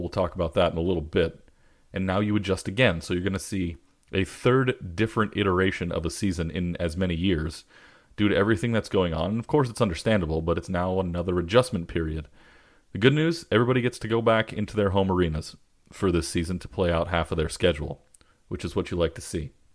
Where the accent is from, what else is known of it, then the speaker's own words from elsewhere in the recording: Southern California, United States; also born or lived in Boston; I'm from Southern California